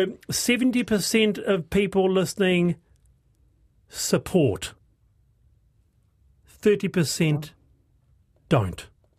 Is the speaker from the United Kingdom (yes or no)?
no; New Zealand; Are you actually a Kiwi? The answer is yes. I am a Kiwi.